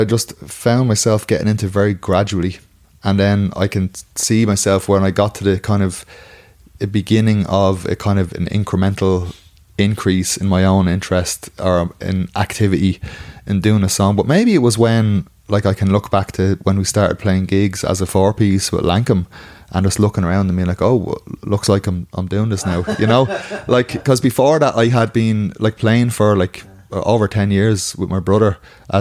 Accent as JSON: {"language": "English", "country": "Ireland", "tie": "born or raised there", "said": "I would have been like very conscious of being Irish from a very early age"}